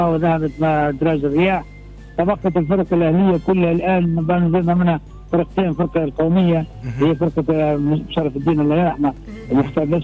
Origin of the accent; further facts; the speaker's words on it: Tripoli, Libya; احنا عندنا في طرابلس